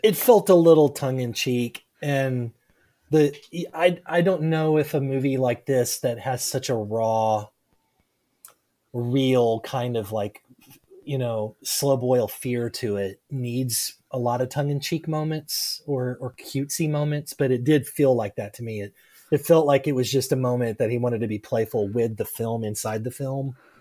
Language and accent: English; South Arkansas, United States; moved away as an adult; also born or lived in North Louisiana; now in Oklahoma, United States; I grew up in South Arkansas. I was born, born and raised in South Arkansas.